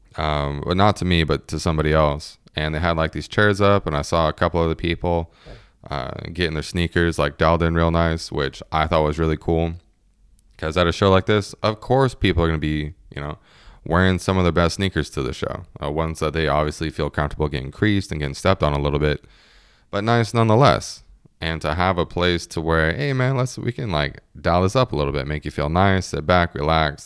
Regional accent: United States; being an American

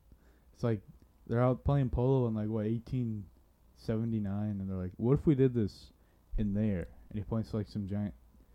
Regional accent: Florida, United States; I'm from Florida, and I see alligator in the water all the time

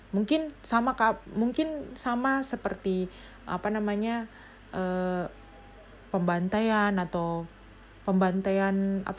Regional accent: Papua, Indonesia; saya bukan orang yang bukan orang Papua bukan indigenous people tapi saya di sini uh, lahir dan besar di Papua

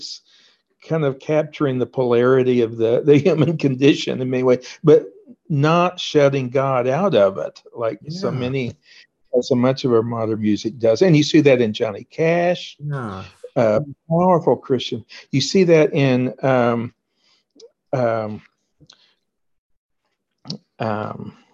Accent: Oklahoma, United States; I grew up in Oklahoma, where I am now.

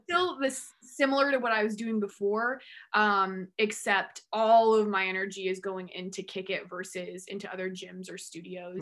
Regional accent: Central Massachusetts, United States; also born or lived in Amherst, Massachusetts; I'm from Central Mass and grew up dancing

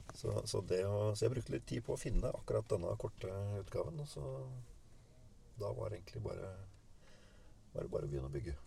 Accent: Tønsberg, Vestfold, Norway; Jeg kommer fra Tønsberg. Ja. Eh, fra et lite småbruk

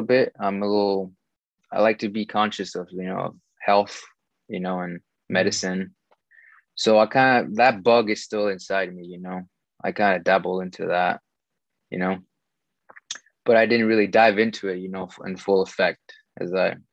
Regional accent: Los Angeles, California, United States; born and raised in California, South Central

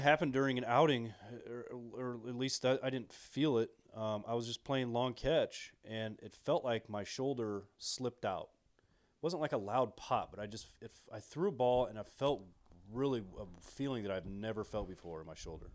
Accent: Illinois, United States; I'm from Illinois

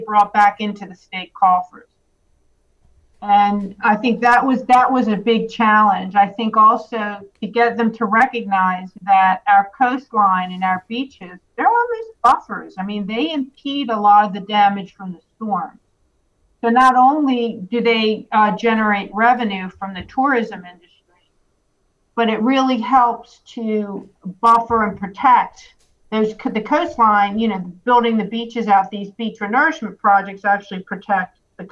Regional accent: Baltimore, Maryland, United States; now in Wilmington, United States; I'm also from Baltimore

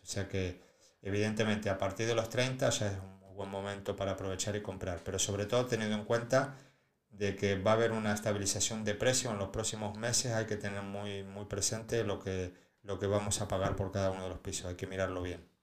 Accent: Argentina; now in Spain; yo vengo de Argentina

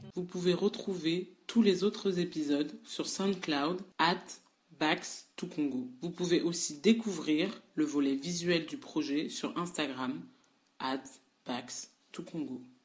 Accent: France; J'ai 22 ans, j'ai grandi en France

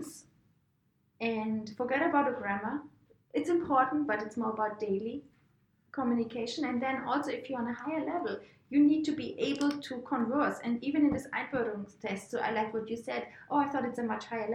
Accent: Würzburg, Bavaria, Germany; accent: German; English is a second language; moved away as an adult; also born or lived in Princeton, New Jersey, United States; I'm from Germany

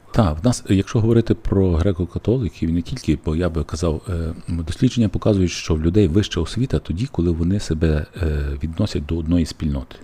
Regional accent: Lviv, Lviv Oblast, Ukraine; я, як львів'янин

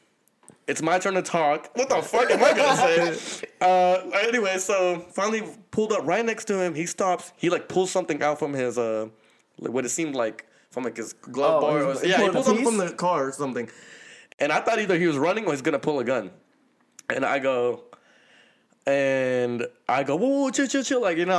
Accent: Seattle, Washington, United States; once again, I'm from Seattle.

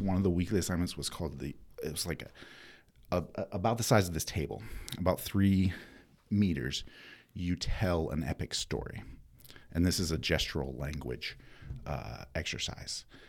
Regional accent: Winston-Salem, North Carolina, United States; also born or lived in East Bend, North Carolina / New Mexico; I was born in Winston

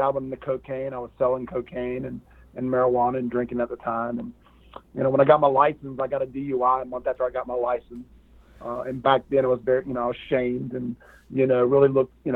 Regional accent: Raleigh, North Carolina, United States; I grew up in the Raleigh-Durham, North Carolina area

